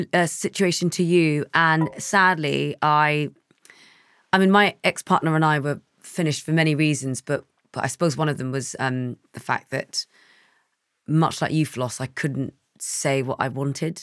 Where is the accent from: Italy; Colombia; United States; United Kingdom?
United Kingdom; London; I grew up in East London